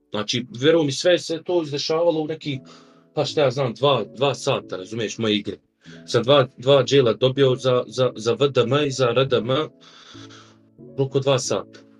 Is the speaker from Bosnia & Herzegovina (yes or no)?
yes; Sarajevo, Federation of Bosnia and Herzegovina, Bosnia & Herzegovina; dolazim iz Sarajeva